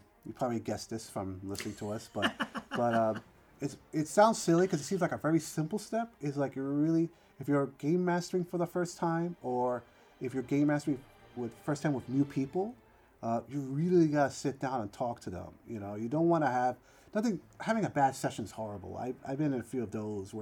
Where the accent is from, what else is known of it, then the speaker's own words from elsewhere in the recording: New York City, New York, United States; I grew up in the Bronx